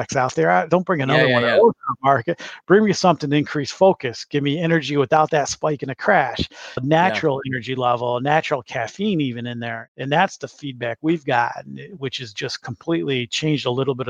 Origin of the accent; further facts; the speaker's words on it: Michigan, United States; moved away as an adult; now in Chicago, United States; I'm a Michigan, grew up and born and raised in Michigan, but transplanted here to Chicago a number of years ago